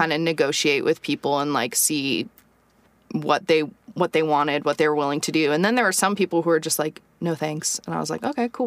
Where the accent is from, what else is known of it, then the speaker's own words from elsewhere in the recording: United States; moved away as an adult; I think I was the only American